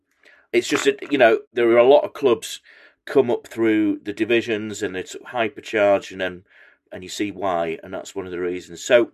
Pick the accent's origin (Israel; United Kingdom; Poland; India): United Kingdom; Macclesfield, North West England; I'm from Macclesfield.